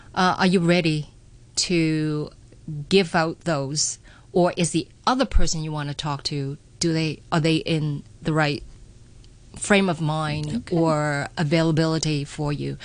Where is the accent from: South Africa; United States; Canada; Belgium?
Canada; moved away as an adult; Growing up in Canada